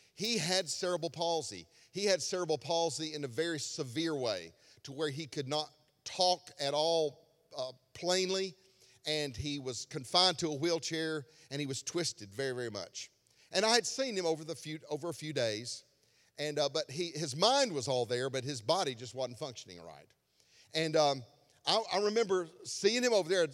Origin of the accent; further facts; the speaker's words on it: Alabama, United States; I was from Alabama